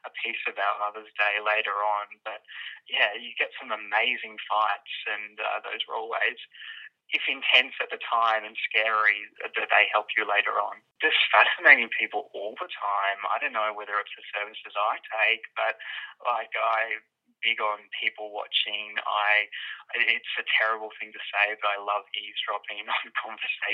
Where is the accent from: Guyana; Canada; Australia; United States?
Australia; Brisbane, Queensland; I'm from Brisbane